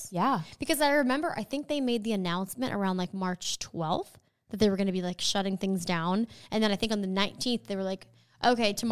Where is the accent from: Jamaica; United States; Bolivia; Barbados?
Barbados; I'm from Barbados, and I really enjoy listening to your podcast.